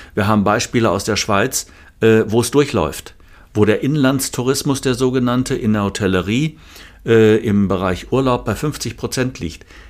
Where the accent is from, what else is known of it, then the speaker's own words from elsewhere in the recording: Germany; bei uns in Deutschland